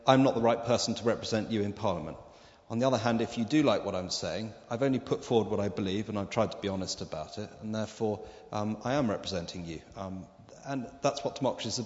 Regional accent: Debenham, East of England, United Kingdom; also born or lived in South Wales; I'm originally from South Wales, but the last 30 years I was brought up in Suffolk in Debenham

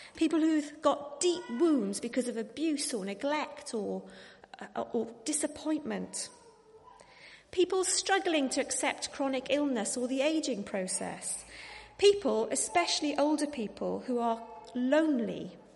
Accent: Wales, United Kingdom; I am Welsh

